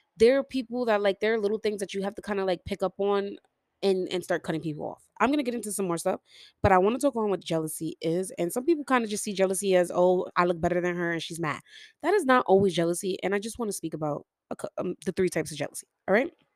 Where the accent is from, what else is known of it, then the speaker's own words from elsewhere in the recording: New York City, New York, United States; I'm from New York City